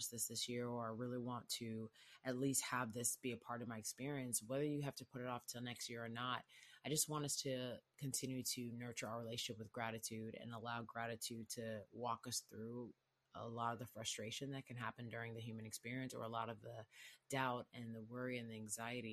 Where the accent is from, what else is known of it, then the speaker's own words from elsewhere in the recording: Houston, Texas, United States; I'm from Houston